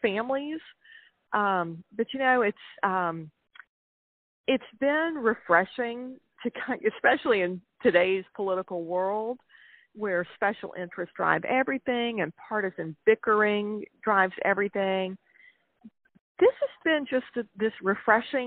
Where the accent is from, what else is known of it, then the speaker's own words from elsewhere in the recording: South Carolina, United States; from my home state of South Carolina